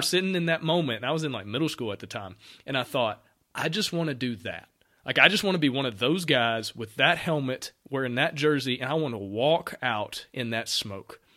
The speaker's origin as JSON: {"language": "English", "area": "near Auburn", "region": "Alabama", "country": "United States", "tie": "born or raised there", "said": "I'm from Alabama. I grew up right, literally thirty minutes down the road from Auburn"}